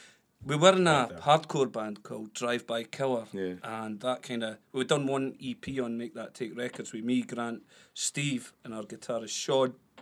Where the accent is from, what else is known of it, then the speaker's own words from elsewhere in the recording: Blairgowrie, Scotland, United Kingdom; moved away; I'm originally from Blairgowrie.